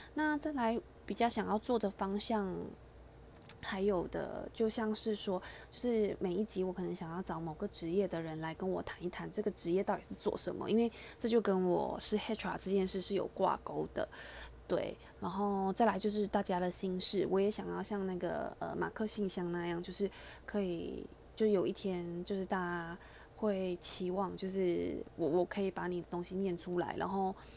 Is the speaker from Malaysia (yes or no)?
yes; Malaysia; moved away as an adult; now in Taiwan; 因为我本身是马来西亚人，所以我其实在马来西亚，呃，我，我高中以前都在马来西亚生活